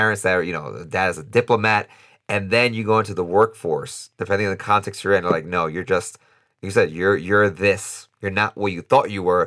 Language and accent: English; New York, United States; now in Costa Rica; I'm born in the United States, born and raised in New York. My parents are from the Dominican Republic